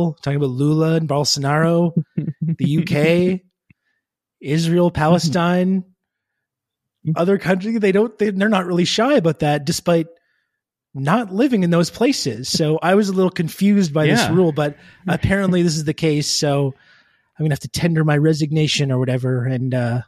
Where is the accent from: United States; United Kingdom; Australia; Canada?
Canada; I am actually Canadian